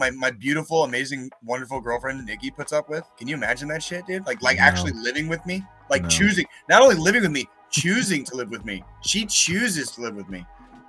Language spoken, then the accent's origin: English; Arizona, United States; moved away as an adult; I grew up in Arizona.